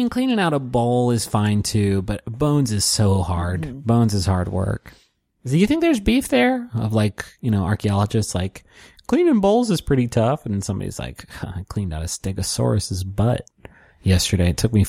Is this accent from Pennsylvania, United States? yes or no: yes; Pittsburgh, Pennsylvania, United States; I'm from Pittsburgh, Pennsylvania, which is where the show was shot and where Fred Rogers is from. And it reminded me of my childhood and growing up with Mr. Rogers.